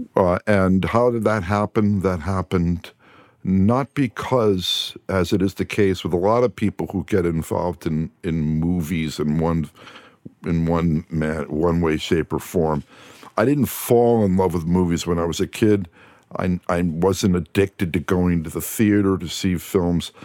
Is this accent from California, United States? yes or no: no; New Jersey, United States; moved away as an adult; also born or lived in Amherst, Massachusetts; now in Los Angeles, United States; East Coast, I'm from New Jersey